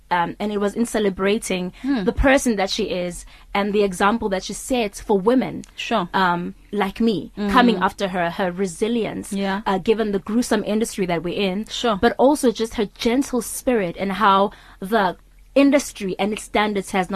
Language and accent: English; Witbank, Mpumalanga, South Africa; I'm from Witbank, Mpumalanga, the coal city